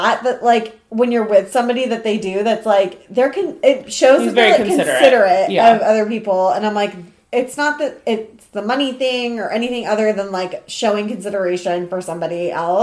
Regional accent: Seattle, Washington, United States; moved away; also born or lived in Orange County; I grew up in Seattle

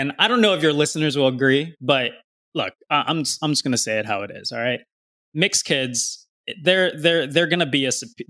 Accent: California, United States; Dude, I grew up in California, man.

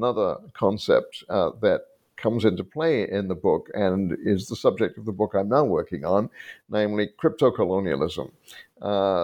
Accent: United Kingdom; I grew up in Britain. My background was that of a refugee family

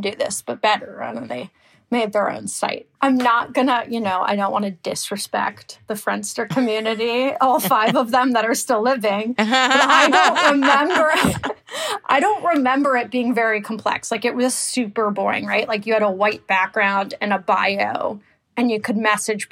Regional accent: Bay Area, California, United States; I'm from the Bay Area.

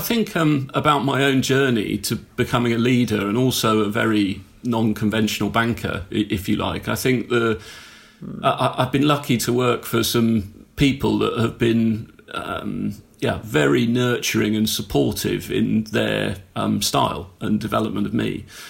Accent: South East England, United Kingdom; Mostly in Hampshire.

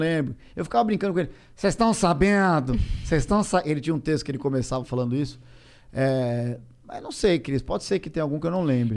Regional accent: São Paulo, Brazil; eu sou paulista

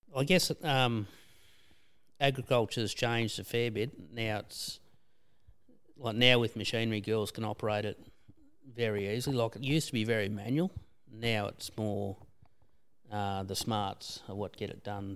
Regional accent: Bacchus Marsh, Victoria, Australia; now in Skipton, Australia; we're originally from Bacchus Marsh.

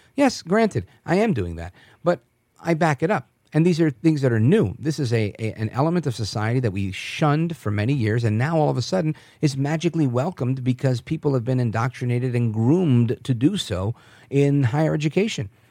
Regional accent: New York, United States; moved away; I was born in New York

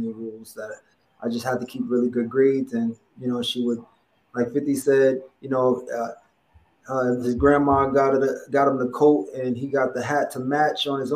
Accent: New York City, New York, United States; Downtown Brooklyn. I was born in Gowanus Projects.

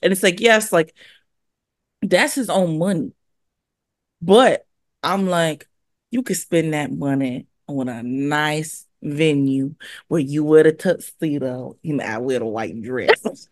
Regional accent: California, United States; also born or lived in Hawaii; I consider myself a California girl

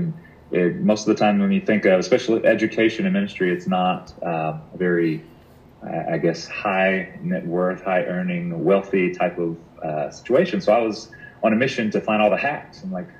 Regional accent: Louisiana, United States; I think that was new for me because I grew up in Louisiana

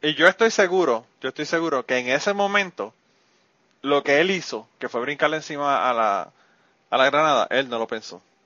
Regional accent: Utuado, Puerto Rico; mi pueblo

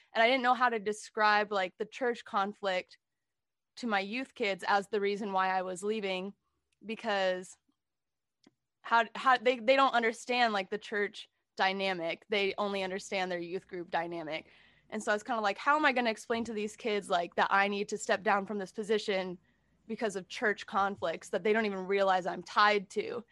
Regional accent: San Jose, California, United States; I was born in San Jose, California, um, family of five. I'm the middle child, um, and we grew up going to a very conservative evangelical church

